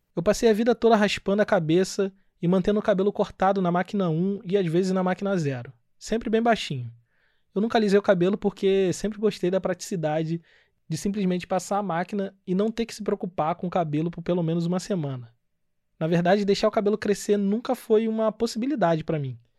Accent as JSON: {"language": "Portuguese", "town": "Nova Iguaçu", "region": "Rio de Janeiro", "country": "Brazil", "tie": "born or raised there", "moved": "yes", "lives_now": "Joinville, Brazil", "said": "lá em Austin, Nova Iguaçu, que é o bairro onde eu cresci"}